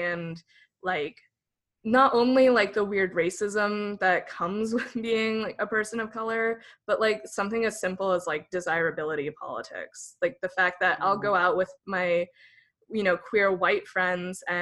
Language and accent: English; Redding, California, United States; moved away as an adult; also born or lived in Los Angeles area, California; now in San Diego, United States; I'm from California, born and raised in Northern California in this super tiny town called Redding